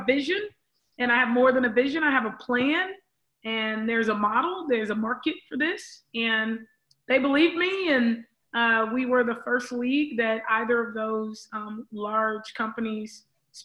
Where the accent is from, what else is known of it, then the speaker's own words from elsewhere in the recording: Los Angeles, California, United States; growing up in South Central LA with the guys